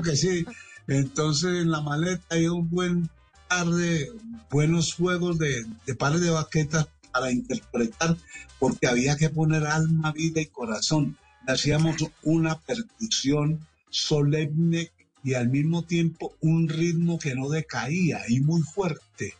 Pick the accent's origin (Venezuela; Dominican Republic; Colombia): Colombia; Medellín, Antioquia; yo soy de Medellín, de un barrio que se llama Naranjal muy cercano a la mm. Plaza de Toros, al estadio, al centro, un barrio que de niño me hizo como un periodista